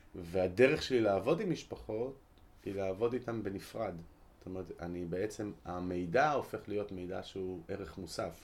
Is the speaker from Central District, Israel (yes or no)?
yes; Ra'anana, Central District, Israel; אני גדלתי ברעננה